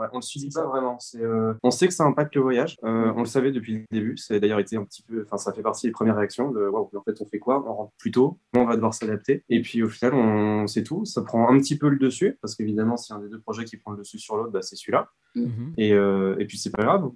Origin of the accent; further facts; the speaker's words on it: France; on est français.